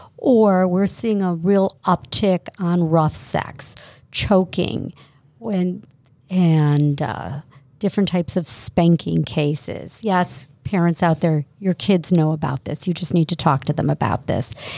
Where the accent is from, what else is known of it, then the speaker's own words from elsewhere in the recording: South Euclid, Ohio, United States; born and raised in South Euclid, went to Brush High School.